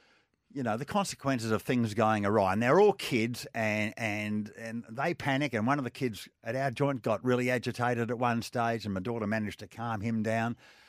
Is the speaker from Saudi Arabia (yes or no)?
no; Australia; You know, my passport says I'm Australian.